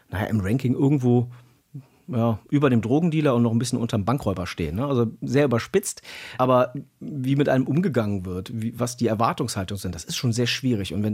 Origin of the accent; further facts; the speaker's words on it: Cologne, North Rhine-Westphalia, Germany; Wenn ich in meine, ja, in meine Heimatstadt gucke, in meinen Bezirk, ich war ehrenamtlicher Bürgermeister zuletzt eines Bezirks mit über 120.000 Einwohnern. Gucke ich über die ähm, Stadtgrenze von Köln hinaus